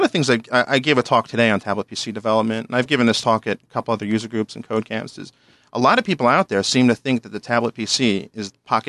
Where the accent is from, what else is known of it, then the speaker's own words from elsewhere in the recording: New Jersey, United States; accent: New York; now in Richmond, Virginia, United States; I work at a Microsoft Gold partner called Ironworks Consulting in Richmond, Virginia. And as you can tell from my voice, I'm originally from New Jersey, not Virginia.